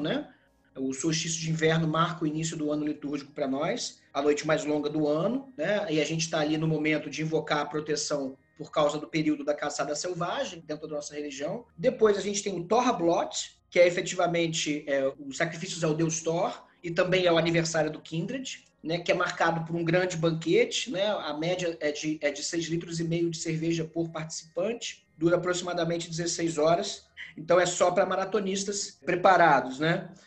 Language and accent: Portuguese; Brazil; nós somos brasileiros